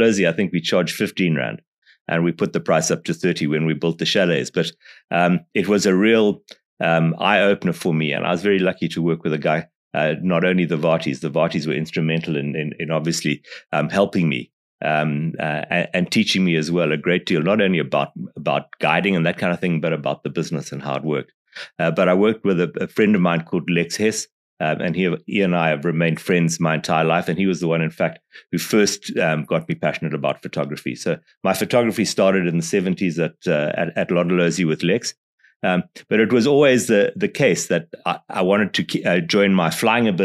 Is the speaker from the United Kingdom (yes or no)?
no; Zimbabwe; moved away as an adult; now in Botswana; I grew up in Zimbabwe.